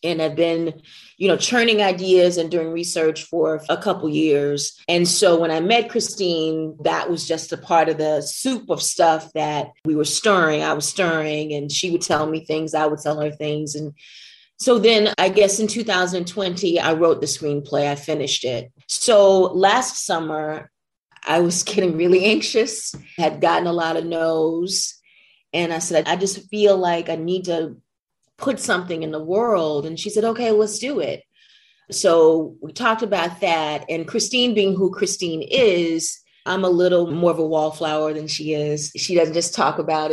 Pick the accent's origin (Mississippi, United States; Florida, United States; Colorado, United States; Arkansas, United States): Mississippi, United States; McComb; I come from Macomb is where I was raised